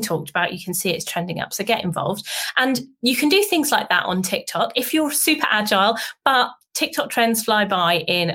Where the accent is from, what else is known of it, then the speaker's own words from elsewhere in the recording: United Kingdom; being a Brit